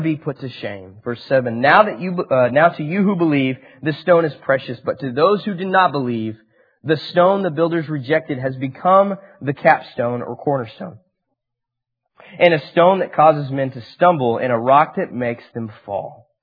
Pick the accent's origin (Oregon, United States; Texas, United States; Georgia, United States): Texas, United States; Amarillo; also born or lived in Dallas; I grew up in Amarillo, and I turned 18 and went to DBU